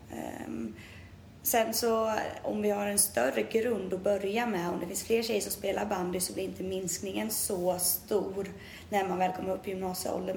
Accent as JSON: {"language": "Swedish", "town": "Tranås", "region": "Jönköping County", "country": "Sweden", "tie": "born or raised there", "said": "Hemma i Tranås"}